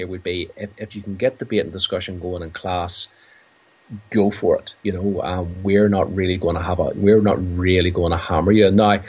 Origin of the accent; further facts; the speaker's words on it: Ireland; We're Irish, time doesn't really factor